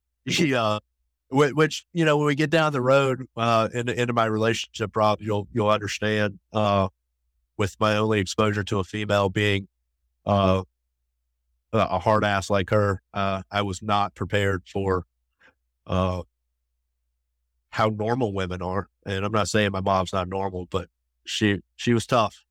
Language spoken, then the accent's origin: English; Raleigh, North Carolina, United States; grew up outside of Raleigh